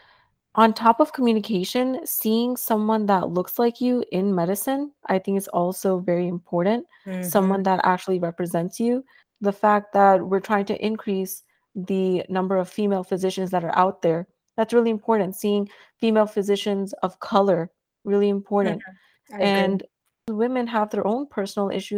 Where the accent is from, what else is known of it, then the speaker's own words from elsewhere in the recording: New York City, New York, United States; I am from New York City, born and raised. I'm from Queens, Regal Park